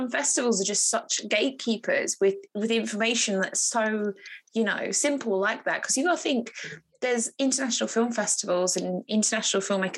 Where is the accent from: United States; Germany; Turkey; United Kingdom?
United Kingdom; Harlow, East of England; my hometown in Harlow